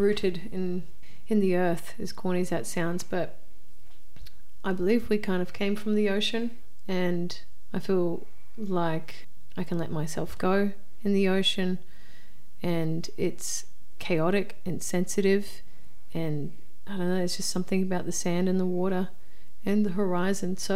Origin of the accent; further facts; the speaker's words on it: Townsville, Queensland, Australia; also born or lived in Sydney, Australia; now in South Australia, Australia; growing up in Townsville, you're just surrounded by ocean